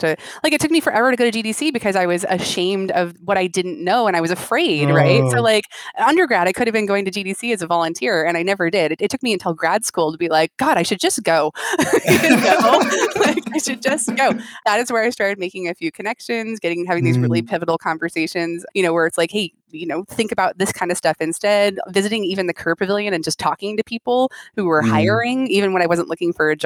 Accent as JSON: {"language": "English", "town": "Chico", "region": "California", "country": "United States", "tie": "born or raised there", "said": "I grew up in Chico, California, which is like in Northern California"}